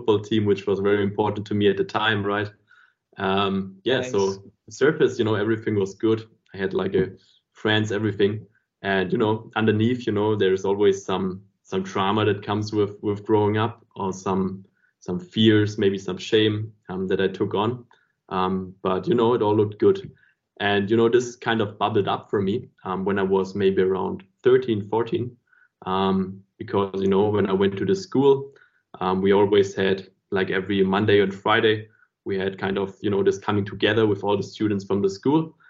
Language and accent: English; Stuttgart, Baden-Württemberg, Germany; I was growing up in Stuttgart